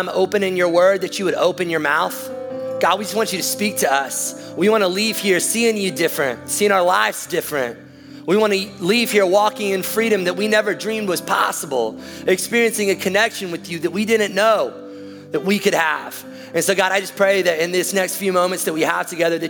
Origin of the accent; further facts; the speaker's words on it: the South, United States; we're from the South